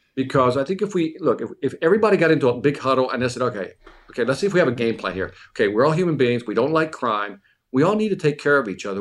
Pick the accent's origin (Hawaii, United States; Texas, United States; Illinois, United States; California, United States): Illinois, United States; Chicago; I was born and raised in Chicago.